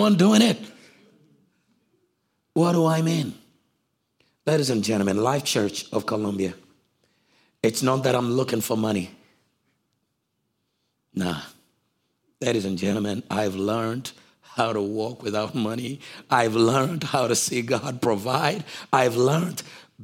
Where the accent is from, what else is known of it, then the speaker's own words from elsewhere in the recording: Uganda; I'm from Africa